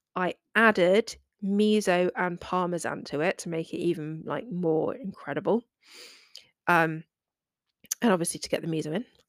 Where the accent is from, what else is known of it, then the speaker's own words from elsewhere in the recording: England, United Kingdom; I am British